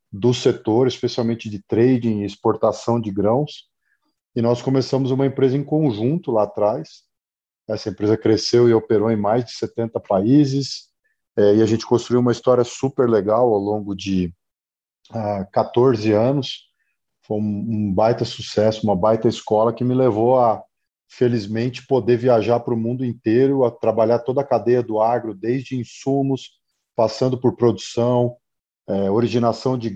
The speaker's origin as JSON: {"language": "Portuguese", "town": "Cuiabá", "region": "Mato Grosso", "country": "Brazil", "said": "Eu sou de Cuiabá, em Mato Grosso. Então, eu nasci no principal estado produtor"}